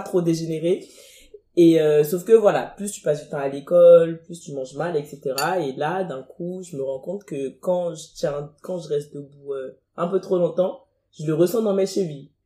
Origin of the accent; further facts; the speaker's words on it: Cotonou, Littoral, Benin; moved away as an adult; now in France; je suis née à Cotonou, j'ai grandi à Cotonou, j'ai fait Cotonou 17 ans à, Cotonou au Bénin, je viens